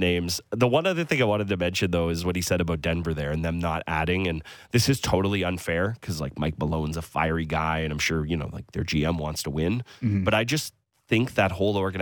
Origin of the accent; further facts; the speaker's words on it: Toronto, Ontario, Canada; now in Burlington, Canada; Now I'm a Toronto guy, like at heart